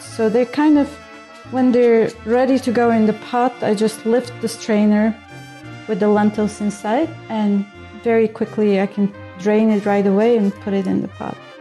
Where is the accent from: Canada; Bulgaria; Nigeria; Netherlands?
Bulgaria; moved away as an adult; also born or lived in India; I grew up in Bulgaria